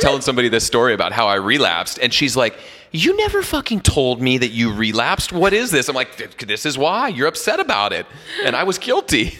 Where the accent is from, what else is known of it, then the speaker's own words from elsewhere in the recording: Jackson, Wyoming, United States; now in California, United States; I'm from Jackson Hole originally